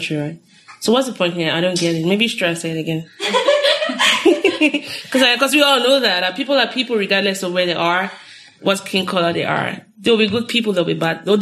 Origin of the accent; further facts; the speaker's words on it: Lagos, Nigeria; now in United States; I grew up in Lagos